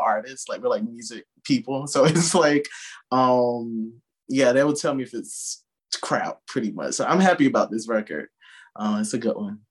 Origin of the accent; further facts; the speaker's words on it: Sparta, Georgia, United States; moved away as an adult; now in New York, United States; I'm from Sparta, Georgia, originally